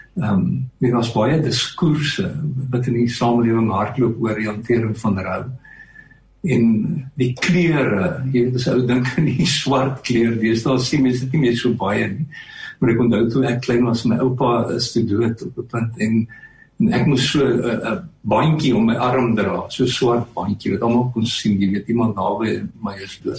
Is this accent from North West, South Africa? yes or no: yes; Stilfontein, North West, South Africa; moved away as an adult; also born or lived in Potchefstroom / Pretoria / Melkbosstrand; ek het in Stilfontein in Klerksdorp groot geword